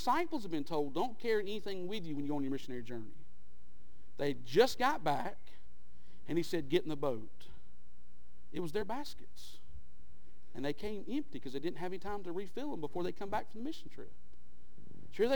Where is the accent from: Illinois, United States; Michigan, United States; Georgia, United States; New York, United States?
Georgia, United States; Skitch Mountain; I grew up in Skitch Mountain.